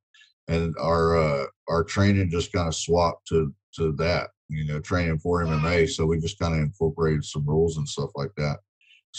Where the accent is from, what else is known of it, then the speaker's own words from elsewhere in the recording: West Monroe, Louisiana, United States; also born or lived in Texas; I grew up in West Monroe, Louisiana. I was born in Texas, but we moved here when I was probably three.